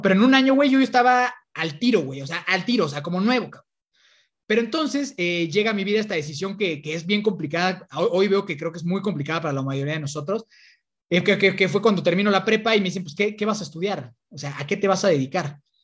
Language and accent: Spanish; Toluca, State of Mexico, Mexico; yo soy de, de Toluca